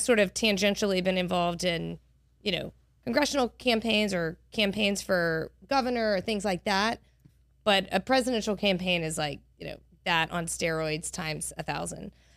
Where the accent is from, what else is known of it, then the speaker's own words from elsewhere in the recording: Monroe, Louisiana, United States; also born or lived in Cambridge, Massachusetts; now in Baton Rouge, United States; I grew up in Monroe